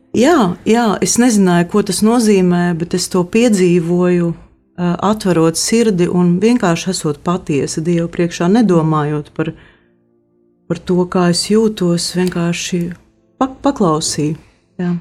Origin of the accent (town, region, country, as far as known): Latvia